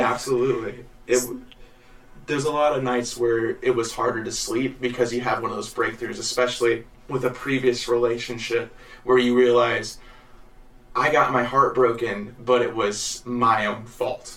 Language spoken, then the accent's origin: English; Jacksonville, Illinois, United States; also born or lived in Missouri; I'm from Illinois and Missouri both. I was raised mostly in going to the school of Jacksonville.